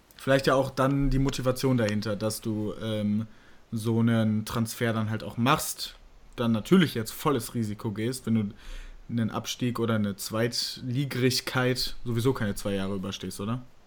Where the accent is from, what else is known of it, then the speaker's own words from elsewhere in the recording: Bielefeld area, North Rhine-Westphalia, Germany; Bielefeld, ähm, äh, meine, also ich, ich komme ja aus der Ecke